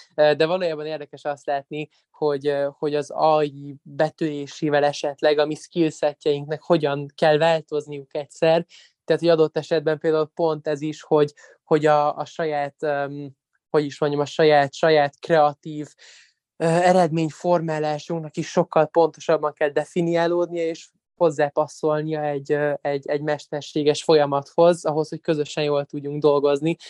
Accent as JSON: {"language": "Hungarian", "region": "Budapest", "country": "Hungary", "tie": "born or raised there", "said": "egy csodálatos német tanárom volt különben még alsóban itthon Magyarországon, a Fillér utcai általános iskolában."}